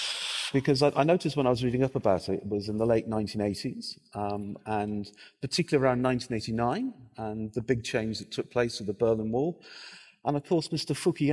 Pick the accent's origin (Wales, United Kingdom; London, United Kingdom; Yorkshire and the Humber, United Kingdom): Wales, United Kingdom; as a Welshman